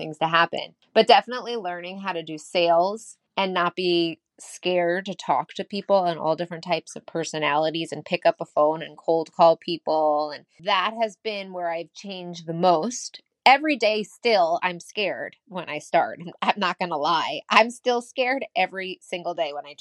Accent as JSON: {"language": "English", "region": "New York", "country": "United States", "said": "I'm from New York"}